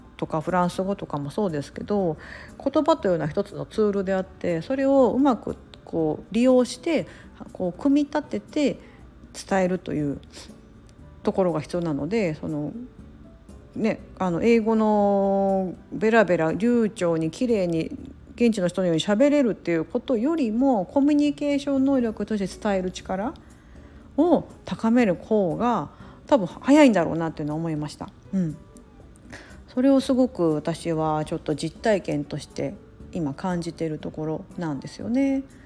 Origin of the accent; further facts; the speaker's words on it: Japan; first language Japanese; moved away; 我々は日本語が母国語なので